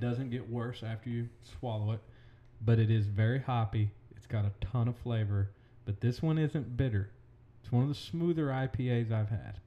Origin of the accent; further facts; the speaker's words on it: Collinsville, Oklahoma, United States; I am from Collinsville, Oklahoma, born and raised